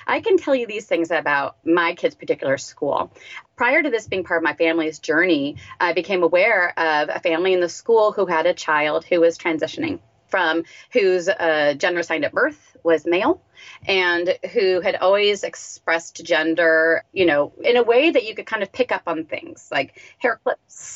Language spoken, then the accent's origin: English; United States; I'm an American.